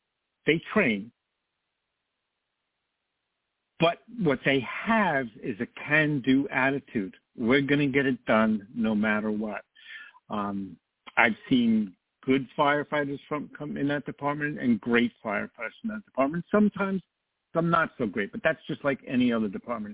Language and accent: English; New York, United States; New York, which is my hometown